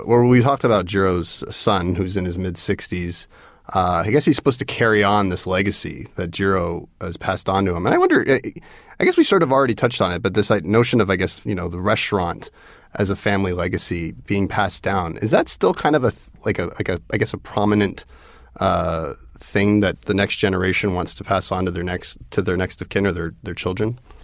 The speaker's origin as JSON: {"language": "English", "town": "Toronto", "region": "Ontario", "country": "Canada", "tie": "born or raised there", "said": "Toronto 'cause this is where I grew up"}